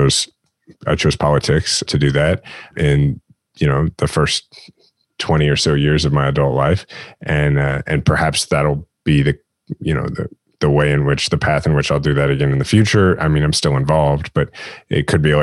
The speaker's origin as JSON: {"language": "English", "region": "Midwest", "country": "United States", "tie": "born or raised there", "said": "growing up in the Midwest and having sort of that Midwestern point of view"}